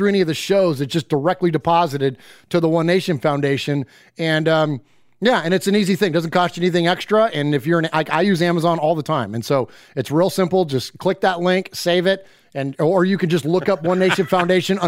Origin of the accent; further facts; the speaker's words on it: Bay Area, California, United States; also born or lived in Chico, California; now in Middle Tennessee, United States; we're originally from the Bay Area, but we now live in Middle Tennessee